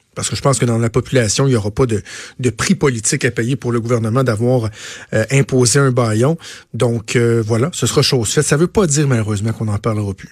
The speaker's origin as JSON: {"language": "French", "region": "Quebec", "country": "Canada", "said": "Je suis d'abord avant tout québécois. Je suis canadien aussi. Je suis fier d'être québécois"}